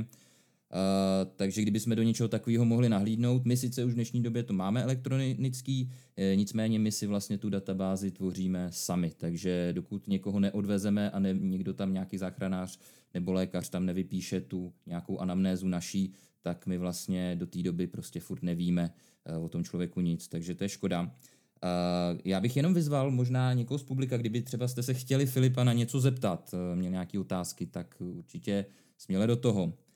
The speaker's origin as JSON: {"language": "Czech", "country": "Czechia", "said": "u nás v Čechách"}